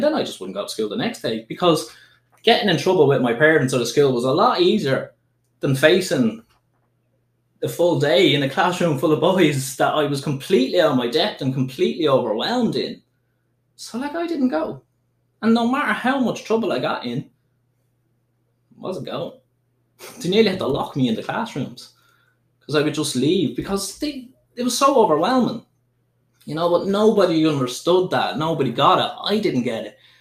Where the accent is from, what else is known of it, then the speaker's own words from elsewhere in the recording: Dublin, Leinster, Ireland; there was no way I would have come out as trans when I was growing up in Dublin